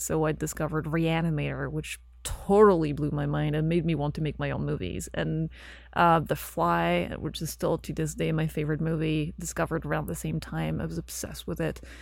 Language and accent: English; Belgium; English is a second language; moved away as an adult; also born or lived in London; so I lived in Belgium, I grew up in Belgium, and then I left when I was studying, I went to England, and I spent nine years in London before I moved here